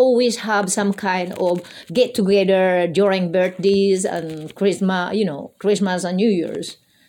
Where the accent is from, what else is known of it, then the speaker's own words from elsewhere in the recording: Catubig, Eastern Visayas, Philippines; moved away; I was born in Barangay, Osmena, Catubig, Northern Summer, Philippines.